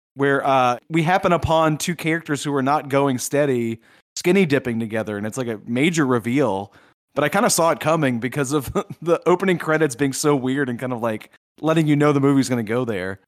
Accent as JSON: {"language": "English", "region": "Southeast Louisiana", "country": "United States", "tie": "born or raised there", "said": "I grew up in Southeast Louisiana where there are no hills"}